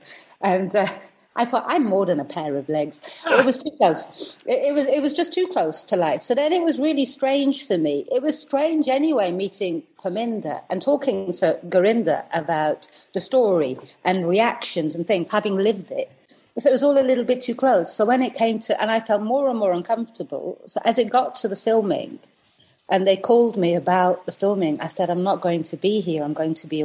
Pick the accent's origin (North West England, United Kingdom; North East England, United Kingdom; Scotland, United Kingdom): North West England, United Kingdom; Preston; moved away as an adult; also born or lived in Hounslow, London; now in London, United Kingdom; we went to Preston. In the north when I was very young, and I grew up there